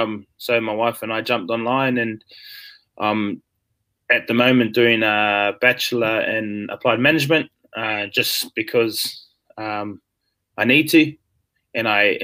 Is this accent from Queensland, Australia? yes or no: no; Melbourne, Victoria, Australia; now in Sydney, Australia; When I moved to Sydney from Melbourne, because I never had family with me there, I had my parents, my mum, and my brothers and sisters all in Melbourne.